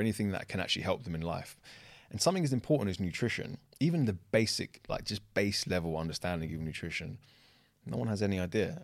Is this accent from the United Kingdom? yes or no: yes; London, United Kingdom; I grew up in the kind of Shoreditch, Old Street area